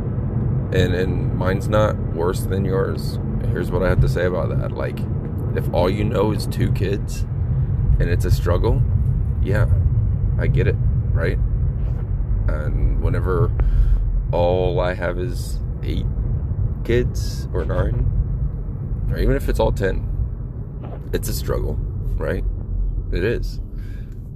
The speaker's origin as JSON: {"language": "English", "region": "Florida", "country": "United States", "tie": "born or raised there", "said": "I used to go all the time, growing up in Florida"}